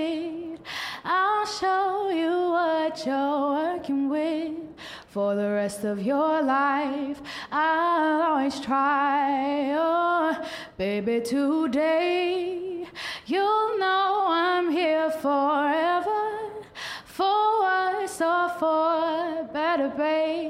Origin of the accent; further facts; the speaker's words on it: Toronto, Ontario, Canada; I was born and raised here. I've never moved